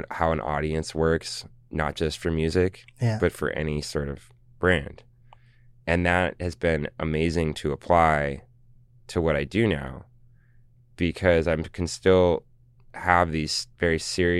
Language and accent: English; Los Angeles, California, United States; also born or lived in San Francisco; I'm from Los Angeles, our family. So, you know, I was able to travel the coast a bit and go, and I have family in San Francisco, and that's where I was born.